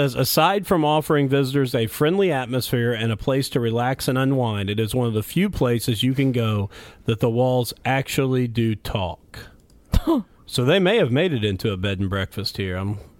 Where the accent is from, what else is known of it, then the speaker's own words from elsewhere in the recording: Mitchell, Indiana, United States; it has become a pretty famous place in my hometown, is called Whispers Estate.